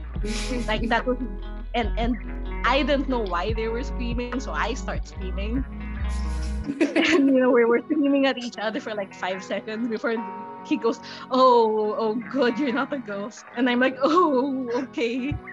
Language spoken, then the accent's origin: English; Philippines; I live in the Philippines, and the Philippines is a very conservative Catholic country, but at the same time I was raised with Buddhist culture